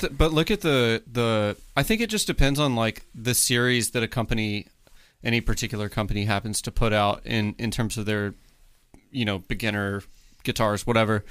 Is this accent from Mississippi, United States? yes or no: yes; Mississippi, United States; I'm from Mississippi, so we have a lot of pine